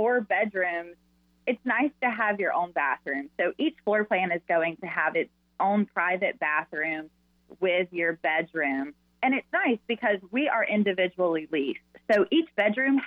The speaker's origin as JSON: {"language": "English", "town": "Clemson", "region": "South Carolina", "country": "United States", "also_born_or_lived": "Walhalla, South Carolina", "said": "I'm from Clemson, South Carolina."}